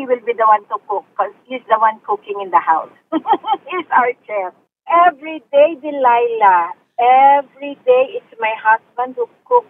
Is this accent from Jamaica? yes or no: no; Philippines; moved away; Originally, I'm from Philippines.